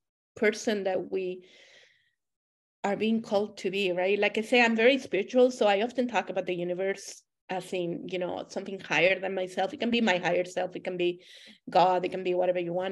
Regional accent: Monterrey, Nuevo León, Mexico; moved away as an adult; also born or lived in Germany / United States / United Kingdom; now in Canada; I was born and raised in Monterrey, Mexico.

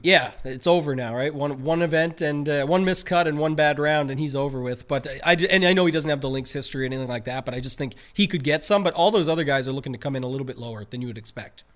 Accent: Canada; we're Canadian

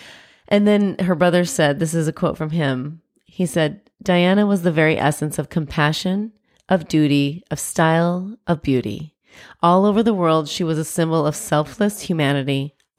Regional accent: United States; But I guess we're Americans, you know, we're not English.

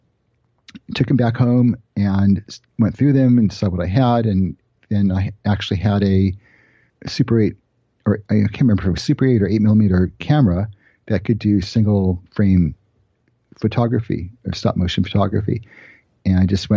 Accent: Los Angeles, California, United States; I grew up in Los Angeles, and at the time, I guess I must have been 12 or 13. We lived in Studio City

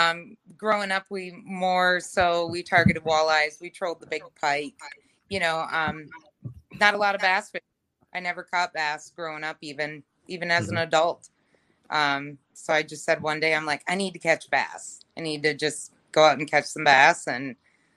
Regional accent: Ogilvie, Minnesota, United States; I grew up in Ogilvie, Minnesota

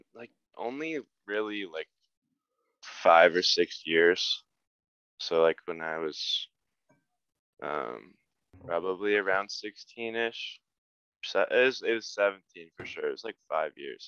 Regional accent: Highlands Ranch, Colorado, United States; now in Salt Lake City, United States; I'm from like probably like 15 minutes southwest of Denver in this town, Littleton Highlands Ranch

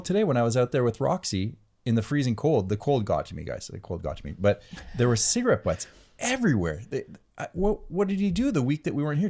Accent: Canada; moved away; I'm north of Yankee. I'm Canadian

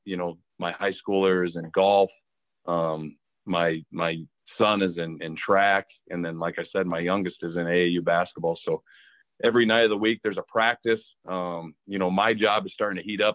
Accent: Cedar Falls, Iowa, United States; grew up in Cedar Falls, Iowa

